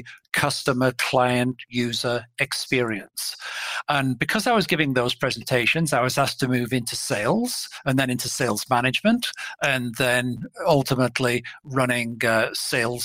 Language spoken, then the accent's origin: English; England, United Kingdom; moved away as an adult; now in Minneapolis, United States; from my voice, you can probably tell that I am not a Minneapolis or Minnesota native. So I'm an import from England.